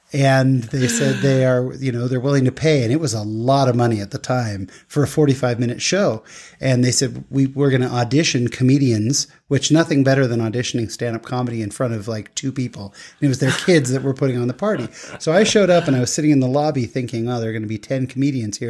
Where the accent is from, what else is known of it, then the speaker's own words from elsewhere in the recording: California, United States; I grew up in California